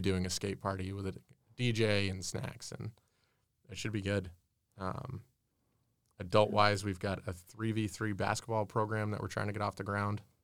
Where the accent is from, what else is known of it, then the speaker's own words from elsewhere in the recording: Keene, New Hampshire, United States; moved away as an adult; also born or lived in Lincoln, New Hampshire; now in Concord, United States; I was born and raised in Keene.